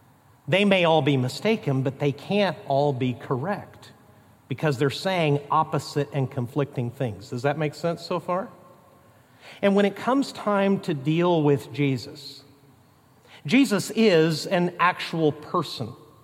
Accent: Mexico; For instance, growing up in Mexico, our family worked in cities, but we supported missionaries and occasionally met national Christians and helped train national pastors in the tribes of Mexico.

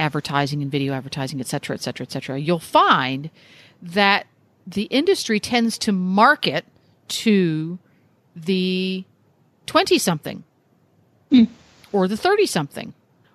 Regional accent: Pennsylvania, United States; moved away as an adult; also born or lived in New England / Massachusetts; now in Ocala, United States; I grew up in the mid-Atlantic. I grew up in Pennsylvania

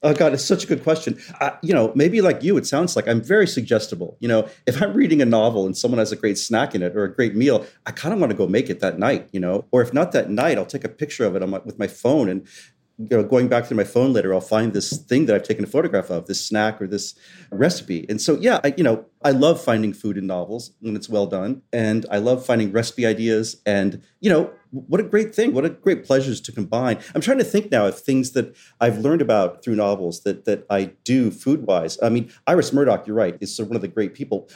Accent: West Virginia, United States; born or raised there; moved away; also born or lived in Southwest Florida

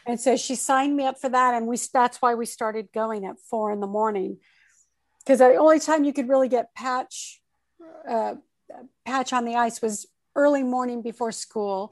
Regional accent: Torrance, California, United States; also born or lived in Oakland, California; I grew up in the South Bay area of Southern California and I'm a Southern California girl, really.

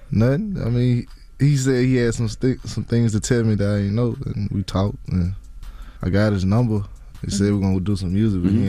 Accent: Baton Rouge, Louisiana, United States; Baton Rouge, Louisiana. I started rapping.

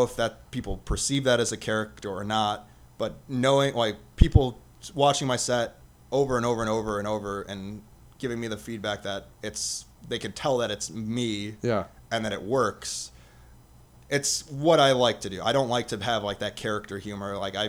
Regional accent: Las Vegas, Nevada, United States; I'm from Vegas, I'll tie that in and we'll go from there.

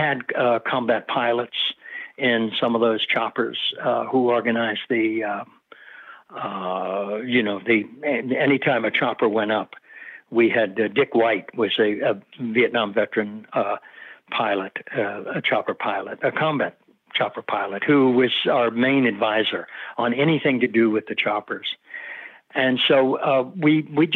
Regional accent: Dayton, Ohio, United States; also born or lived in Ireland; I was the first one born here

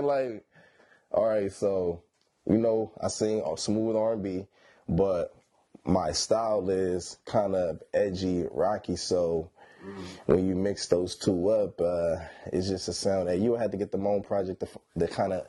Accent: Sacramento, California, United States; born there; Like, I was born here in Sacramento. And then I started living all over the place, man.

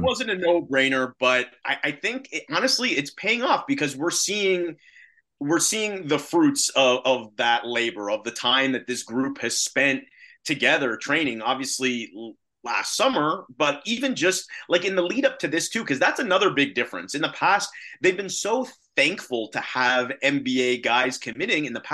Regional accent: Canada; born or raised there

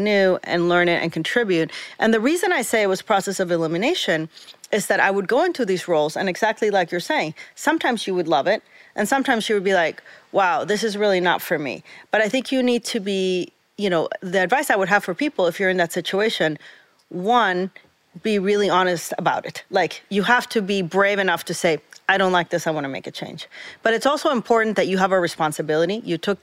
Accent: Costa Rica; moved away as an adult; now in New York, United States; I'm originally from Costa Rica, so Central America. I grew up there my whole life

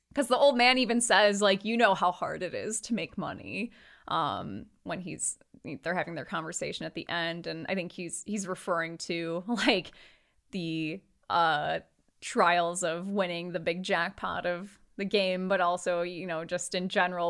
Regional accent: United States; we're American

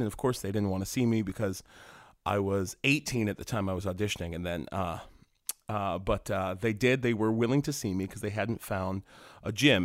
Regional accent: West Virginia, United States; moved away as an adult; I grew up in West Virginia

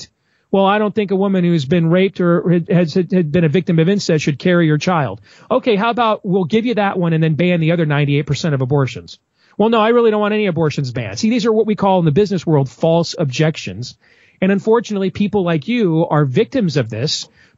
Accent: Iowa, United States; my home state of Iowa

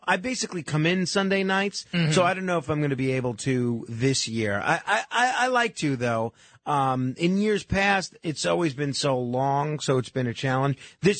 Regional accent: New York City, New York, United States; my hometown of Staten Island

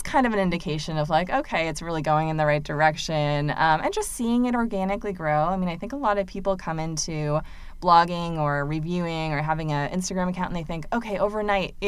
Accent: Massachusetts, United States; now in Durham, United States; coming from a different place, I'm from Massachusetts

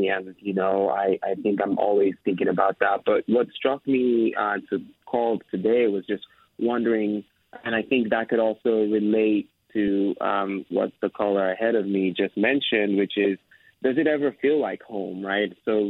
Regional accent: Nigeria; moved away as an adult; now in San Francisco, United States; I'm from Nigeria and I've lived here for over 10 years in San Francisco, and you know, it's kind of become my home

